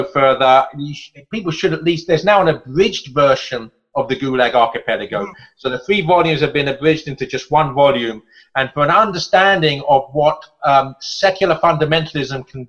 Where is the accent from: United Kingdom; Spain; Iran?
United Kingdom; England; as an Englishman